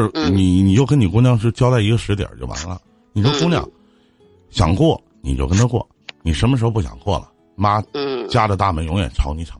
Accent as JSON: {"language": "Chinese", "region": "Northeast China", "country": "China", "accent": "Northeastern Mandarin", "said": "用我们东北话来讲"}